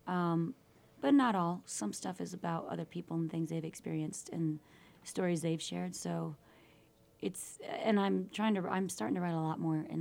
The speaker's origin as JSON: {"language": "English", "region": "Michigan", "country": "United States", "tie": "born or raised there", "also_born_or_lived": "Houston", "moved": "yes", "lives_now": "Park City, United States", "said": "I was raised in Michigan"}